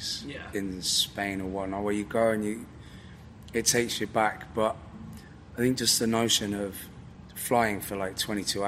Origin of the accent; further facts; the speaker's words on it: Newport, Wales, United Kingdom; also born or lived in Devon; now in Bristol, United Kingdom; I was born in South Wales, in Newport